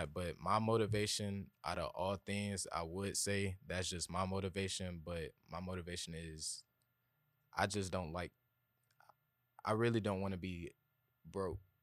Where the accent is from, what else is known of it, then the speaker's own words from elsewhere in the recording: Atlanta, Georgia, United States; I'm from East Atlanta. Uh, I went to Columbia High School